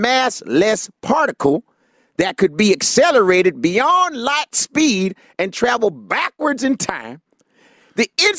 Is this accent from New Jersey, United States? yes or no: no; Tennessee, United States; Okay, Tennessee. I'm from Tennessee.